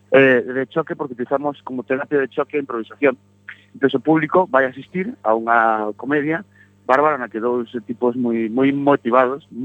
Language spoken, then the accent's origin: Galician; Galicia, Spain; como galegos que somos